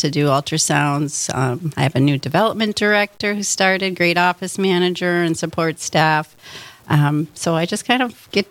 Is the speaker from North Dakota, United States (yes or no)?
yes; North Dakota, United States; also born or lived in Duluth, Minnesota / Bismarck, North Dakota / Grand Forks, North Dakota / Fargo, North Dakota; I grew up in North Dakota